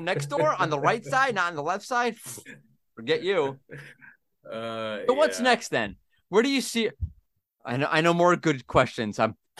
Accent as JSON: {"language": "English", "area": "Long Island", "region": "New York", "country": "United States", "tie": "born or raised there", "said": "I grew up like on Long Island"}